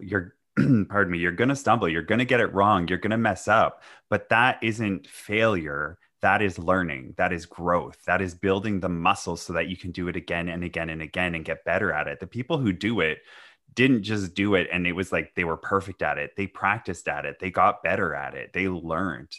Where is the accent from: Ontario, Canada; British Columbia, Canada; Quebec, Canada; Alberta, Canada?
British Columbia, Canada; Vancouver; I'm from Vancouver